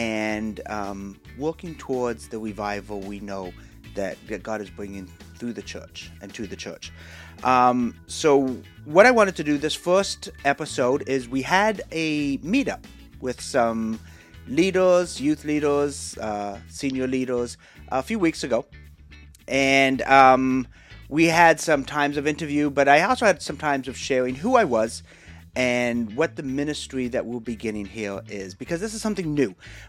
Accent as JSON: {"language": "English", "region": "Ontario", "country": "Canada", "tie": "born or raised there", "said": "I grew up in Canada, just outside of Hamilton, Ontario."}